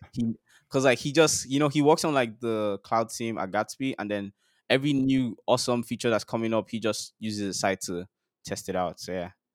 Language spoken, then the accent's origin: English; Nigeria; life as a Nigerian boy growing up in Nigeria